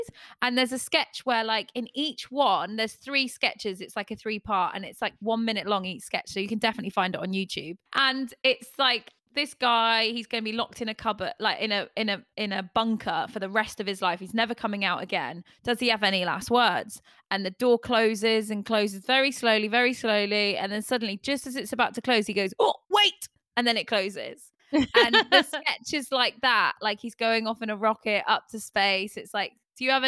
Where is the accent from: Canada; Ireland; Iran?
Ireland; I'm Irish, sure. I'm Irish.